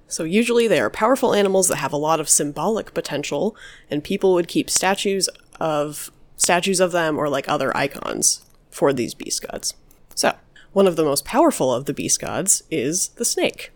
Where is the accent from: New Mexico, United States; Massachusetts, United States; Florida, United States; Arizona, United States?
New Mexico, United States; my childhood growing up in New Mexico